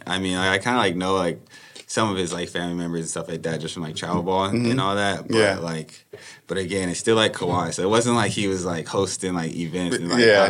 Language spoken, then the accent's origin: English; Riverside, California, United States; So I'm originally from Riverside, California, so the Inland Empire. Born and raised out there.